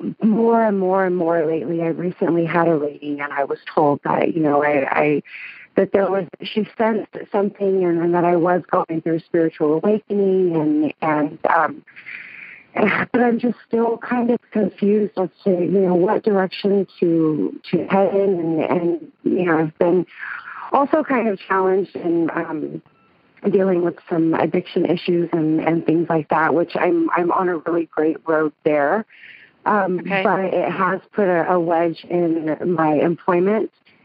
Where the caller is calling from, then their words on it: Bakersfield, California, United States; Bakersfield, California.